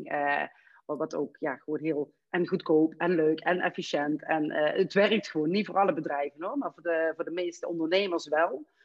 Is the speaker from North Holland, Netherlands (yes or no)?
yes; Amsterdam, North Holland, Netherlands; je hoort dat ik uit Amsterdam kom, dus hè, voor, voor mij was dat ook in het begin eh, heel, heel